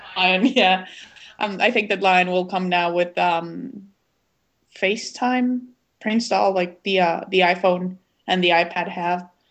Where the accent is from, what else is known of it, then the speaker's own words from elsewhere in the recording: Guatemala City, Guatemala Department, Guatemala; I have a little bit of an accent. I was born and raised in Guatemala City.